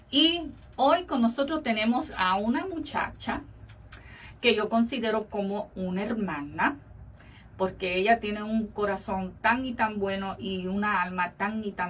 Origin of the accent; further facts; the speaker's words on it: Valencia, Carabobo, Venezuela; moved away as an adult; now in United States; Yo soy venezolana.